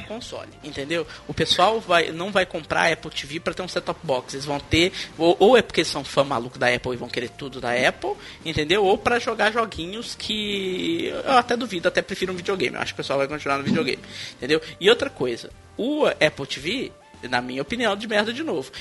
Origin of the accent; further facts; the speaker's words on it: Minas Gerais, Brazil; o trem aqui de mineiro, né? Eu sou mineiro, por isso que eu falo